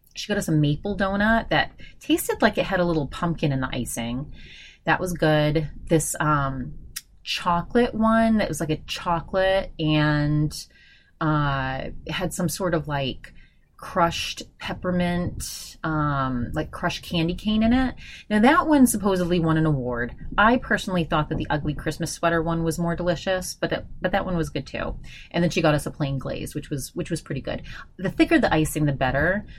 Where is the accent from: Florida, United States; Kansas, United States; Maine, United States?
Maine, United States; Augusta; in Augusta, where I'm from